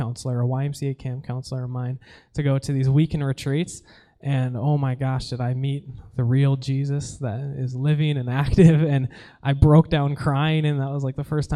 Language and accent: English; Stillwater, Minnesota, United States; I'm from Stillwater, Minnesota